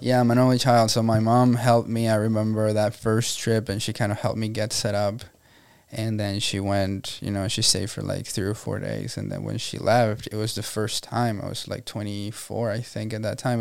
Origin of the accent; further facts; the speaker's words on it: Venezuela; moved away as an adult; now in Tampa, United States; I was born and raised in Venezuela, Venezuela, and um, I came here April 10 of 2011